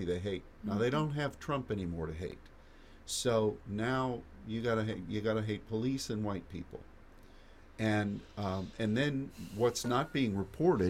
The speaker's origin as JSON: {"language": "English", "country": "United States", "said": "as an American"}